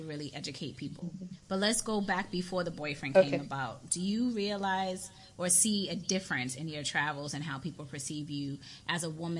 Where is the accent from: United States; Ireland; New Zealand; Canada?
United States; I'm American